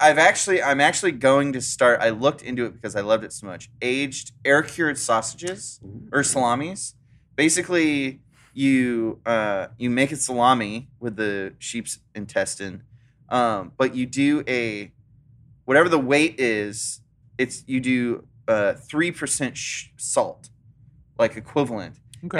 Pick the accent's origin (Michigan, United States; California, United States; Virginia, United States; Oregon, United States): California, United States; Growing up in California, it's like, I just wish I could smoke some weed.